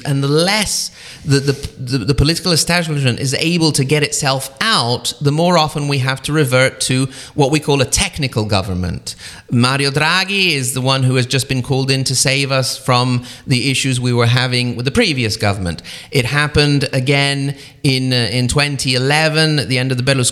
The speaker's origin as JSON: {"language": "English", "country": "Italy"}